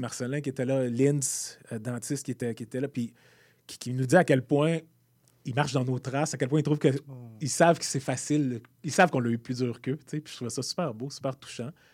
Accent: Rosemère, Quebec, Canada; also born or lived in Montreal; je suis né à Montréal, mais mes parents ont déménagé très vite à Rosemère

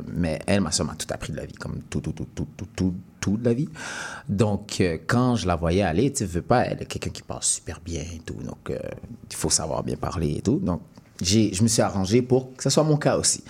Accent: Montreal, Quebec, Canada; moved away as an adult; also born or lived in Sherbrooke; Je viens de Montréal

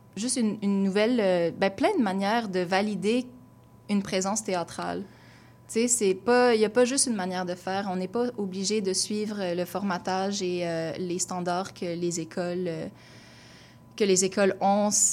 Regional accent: Gatineau, Quebec, Canada; moved away as an adult; now in Montreal, Canada; Je viens de Gatineau à la base, donc une banlieue. Euh, j'ai grandi sans avoir de personnes autour de moi qui me ressemblaient nécessairement

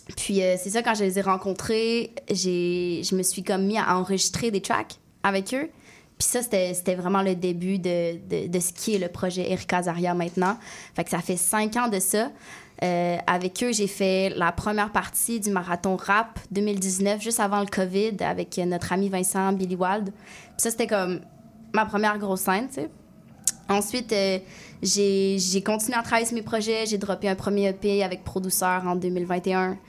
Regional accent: Quebec City, Quebec, Canada; j'ai grandi à Québec, dans un, quartier super multiculturel

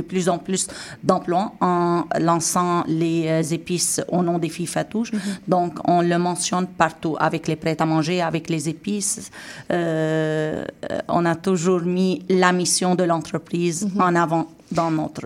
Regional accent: Syria; now in Montreal, Canada; en tant que Syrienne et en tant que Québécoise

